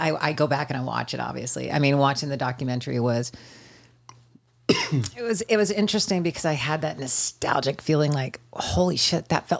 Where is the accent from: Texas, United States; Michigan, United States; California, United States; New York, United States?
California, United States; San Bernardino; San Bernardino.